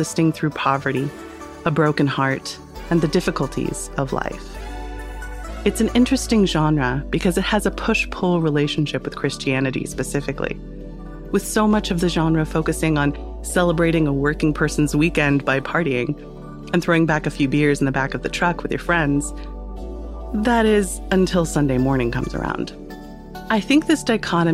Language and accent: English; United States; as an American girl